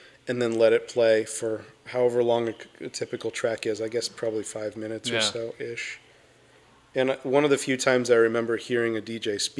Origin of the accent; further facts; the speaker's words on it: Camarillo, California, United States; I'm a Southern California guy. I grew up in a city called Camarillo